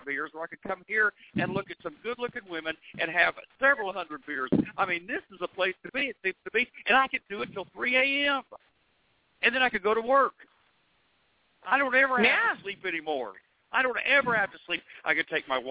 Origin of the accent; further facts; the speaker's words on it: Oklahoma, United States; I'm from Oklahoma